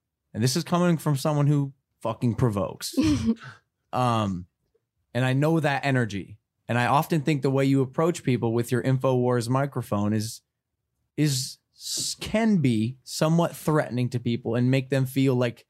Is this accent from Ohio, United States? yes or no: yes; Ohio, United States; Mind you, I'm from Ohio and I grew up hunting and I've hunted. I grew up with firearms.